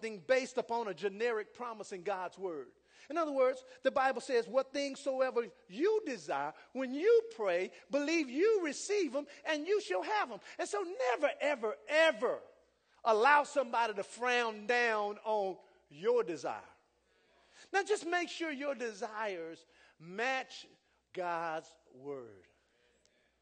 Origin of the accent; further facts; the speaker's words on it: United States; also born or lived in Jamaica; I'm from America